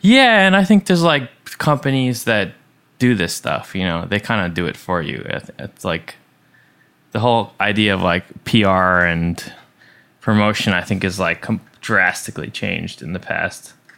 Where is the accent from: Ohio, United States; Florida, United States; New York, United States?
New York, United States; Long Island; I was raised in Long Island pretty close to the beach